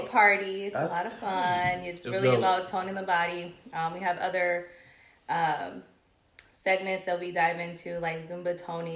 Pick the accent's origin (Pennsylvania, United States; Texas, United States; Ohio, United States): Ohio, United States; Cleveland; moved away as an adult; now in Los Angeles, United States; I'm originally from Cleveland, Ohio. Moved to LA.